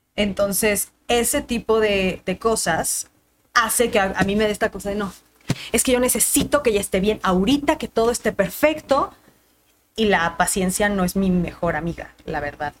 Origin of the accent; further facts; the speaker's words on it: Mexico City, Mexico; estaba en la esquina de mi casa, entonces ahí en la Roma